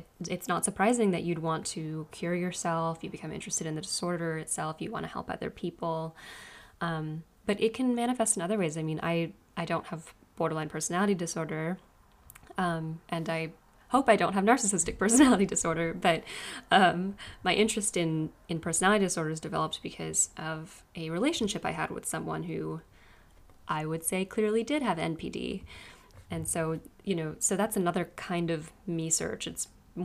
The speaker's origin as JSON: {"language": "English", "region": "West Virginia", "country": "United States", "tie": "born or raised there", "moved": "as an adult", "said": "I grew up in West Virginia."}